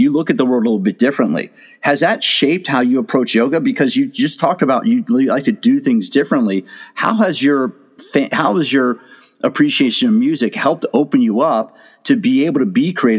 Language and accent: English; Washington, District of Columbia, United States; I grew up in the Washington DC area in the 80s.